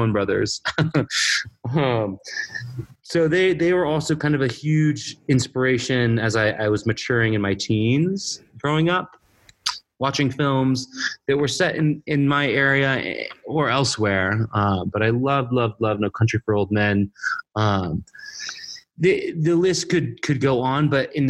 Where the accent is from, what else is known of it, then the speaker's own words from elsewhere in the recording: Alpine, Texas, United States; also born or lived in Big Bend National Park region; I was born and raised in Alpine before I traveled around a bit, but I grew up out here in the Big Bend National Park region and then Alpine